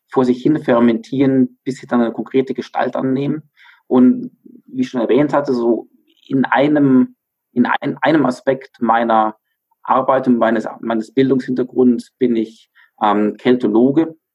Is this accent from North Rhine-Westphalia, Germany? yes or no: no; Bavaria, Germany; born there; bin auch tatsächlich gebürtiger Bayer und ähm, jetzt im Alpenvorland wieder ansässig, nachdem ich zwischendurch zehn Jahre fast im Ausland war